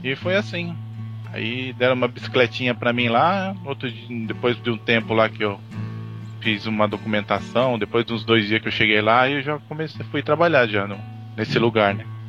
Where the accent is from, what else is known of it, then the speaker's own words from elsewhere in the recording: São Paulo, Brazil; moved away as an adult; now in Toyokawa, Japan; Eu sou natural de Itaquera